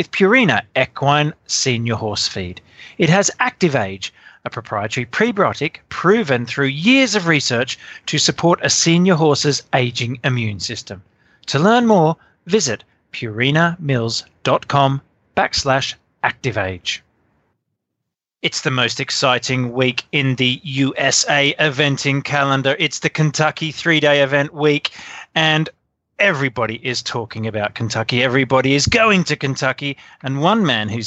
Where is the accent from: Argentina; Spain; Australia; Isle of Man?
Australia; being Australian